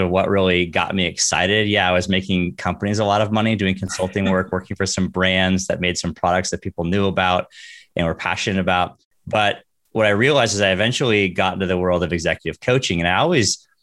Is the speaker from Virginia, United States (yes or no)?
no; Northern California, United States; I grew up in Northern California, very typical kid